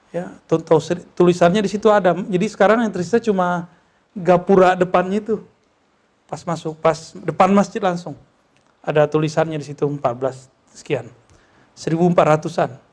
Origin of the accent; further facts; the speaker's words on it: West Sumatra, Indonesia; Kalau di kampung saya, di Sumatera Barat, di Minangkabau